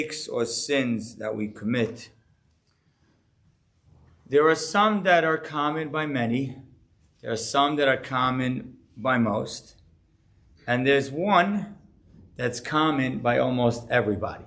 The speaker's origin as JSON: {"language": "English", "town": "Deal", "region": "New Jersey", "country": "United States", "tie": "born or raised there", "said": "growing up in Deal"}